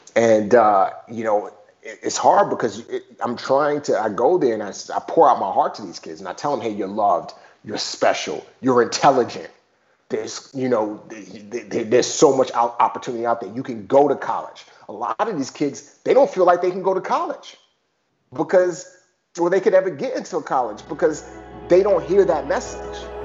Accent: New York, United States; also born or lived in Nigeria; I grew up in the Bronx and small apartment.

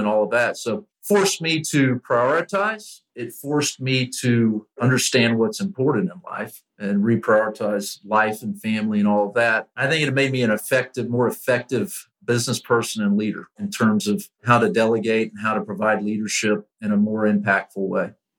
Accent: Lakeland, Florida, United States; I grew up here in Lakeland where Publix was founded and the corporate headquarters are located

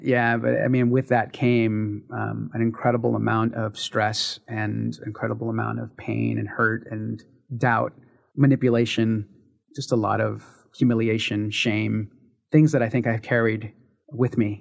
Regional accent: San Francisco, California, United States; I was born in San Francisco, California in nineteen seventy-five. Started my life in the Mission District

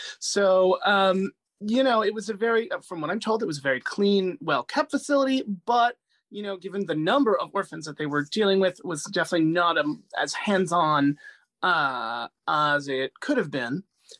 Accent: Medellin, Antioquia, Colombia; born there; You know, I'm 35, so I was born in 1986 in Medellin, Colombia, when it was like the world's most dangerous city.

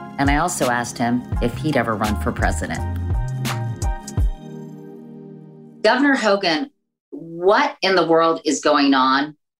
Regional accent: Virginia, United States; my home state of Virginia.

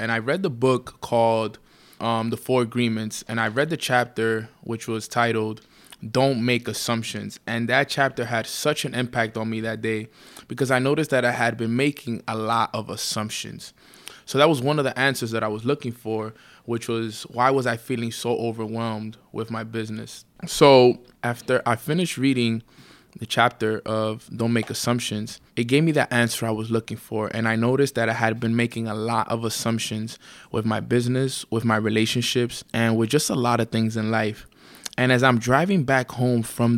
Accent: New York City, New York, United States; born and raised in Washington Heights, New York

